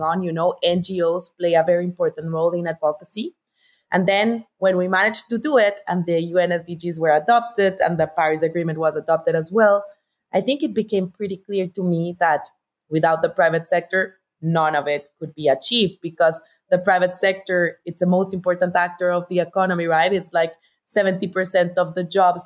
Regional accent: Bogotá, Colombia; I'm Colombian, so I was born and raised in Bogotá.

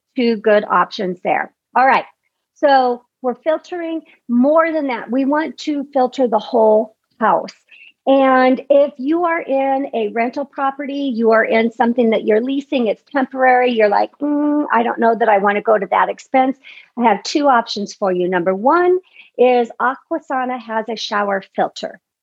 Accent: Midwest, United States; I grew up in the Midwest

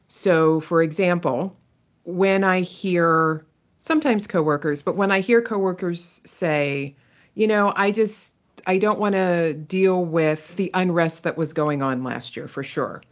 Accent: Pittsburgh, Pennsylvania, United States; moved away; also born or lived in California; I am originally from Pittsburgh, Pennsylvania

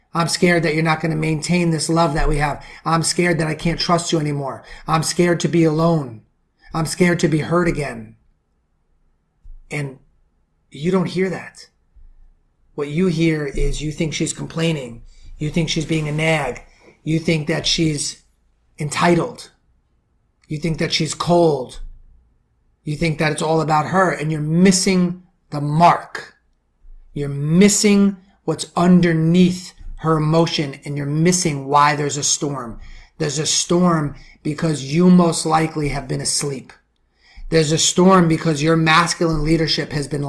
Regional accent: New York City, New York, United States; I'm from the Bronx.

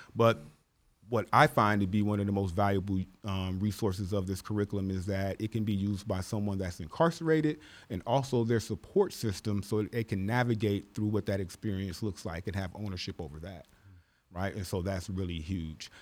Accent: Los Angeles, California, United States; born or raised there; also born or lived in Midwest

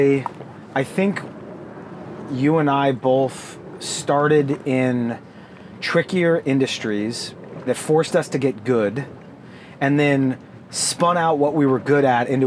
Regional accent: Northeast, United States; moved away as an adult; now in San Diego, United States; I grew up in the Northeast

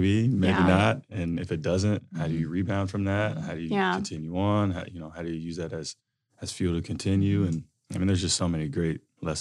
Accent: Alexandria, Virginia, United States; Well, I grew up just outside of the Washington, D.C. area in Alexandria, Virginia.

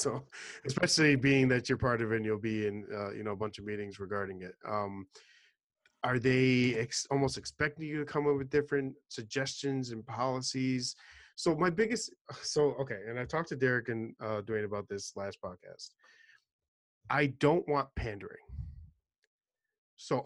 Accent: New York City, New York, United States; I'm originally from New York City

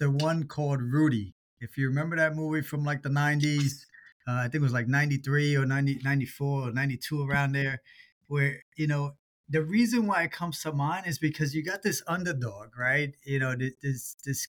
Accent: New York City, New York, United States; I grew up in New York City in the Bronx

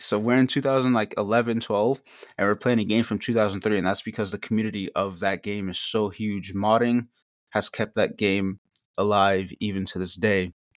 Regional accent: Northeast, United States; I'm from the Northeast

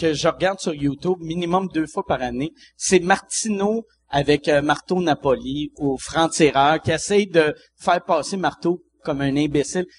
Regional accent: Quebec City, Quebec, Canada; je viens de Québec

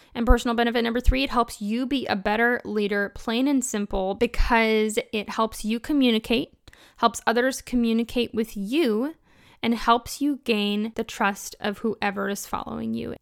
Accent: Kentucky, United States; I'm from Kentucky

